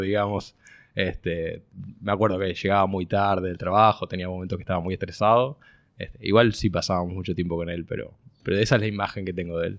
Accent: Montevideo, Uruguay; also born or lived in Israel; nací en Montevideo. Tengo dos hermanas. Este, estudié toda mi vida en el mismo colegio hasta los 18 años

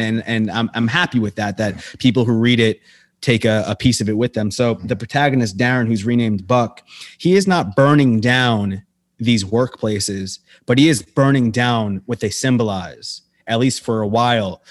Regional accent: United States

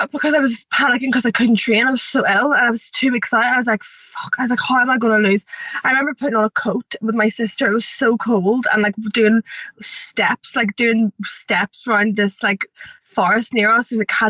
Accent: Ireland; we're both from Ireland.

